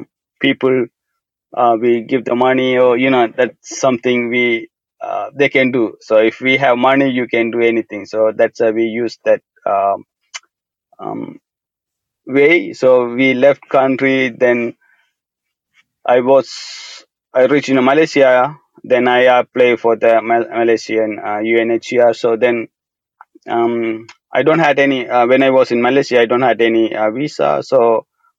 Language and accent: English; Sri Lanka; moved away as an adult; I grew up in Sri Lanka, a very small village, and until I left country